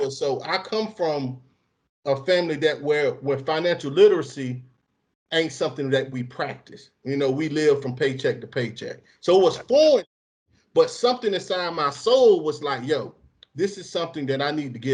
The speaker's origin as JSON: {"language": "English", "town": "Bolton", "region": "North West England", "country": "United Kingdom", "said": "I'm I'm from I'm from a poor area you know what I'm saying? I'm from Bolton."}